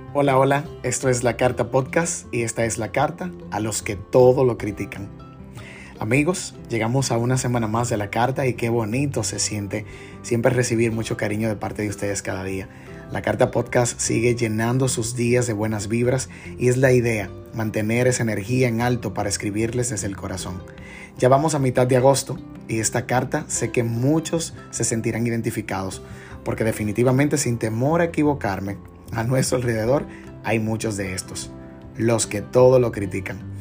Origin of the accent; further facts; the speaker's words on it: Dominican Republic; como buen dominicano